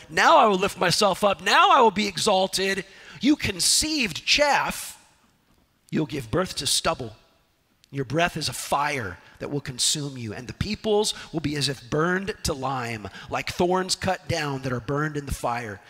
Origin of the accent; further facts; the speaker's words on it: Southern California, United States; Growing up in Southern California